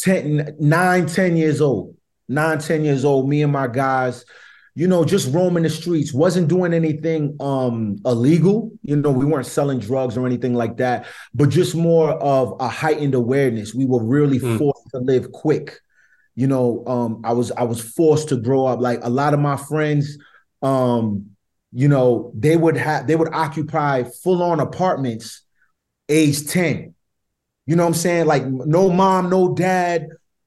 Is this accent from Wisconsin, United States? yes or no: no; Providence, Rhode Island, United States; I grew up on the North End right outside of Providence College